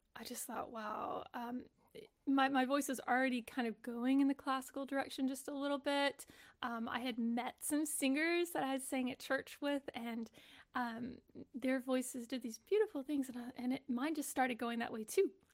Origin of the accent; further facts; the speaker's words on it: Texas, United States; I grew up in Texas